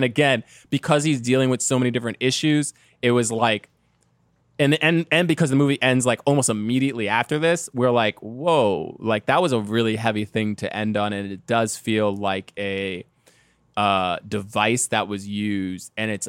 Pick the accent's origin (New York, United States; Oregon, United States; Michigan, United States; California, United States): Michigan, United States; Detroit; I'm from Detroit, okay? Like, I don't know anything about Africa and neither do you.